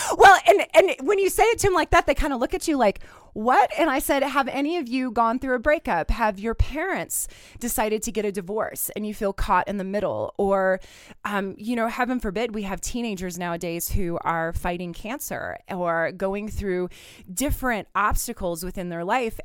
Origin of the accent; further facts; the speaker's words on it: Southwest Kansas, United States; moved away; I, as you know, grew up in Southwest Kansas